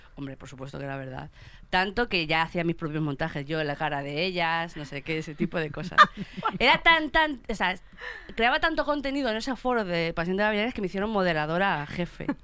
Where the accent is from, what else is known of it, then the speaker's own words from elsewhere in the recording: Fuenlabrada, Community of Madrid, Spain; yo que soy de Fuenlabrada